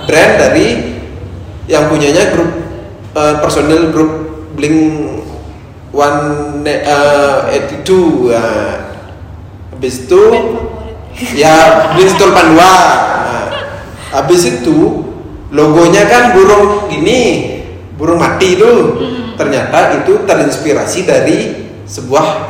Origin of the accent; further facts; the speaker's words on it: Bali, Indonesia; also born or lived in Yogyakarta; background saya orang Bali